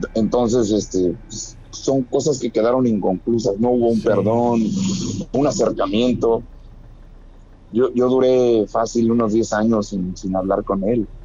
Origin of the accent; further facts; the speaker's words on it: Mexico City, Mexico; moved away; Yo soy de la Ciudad de México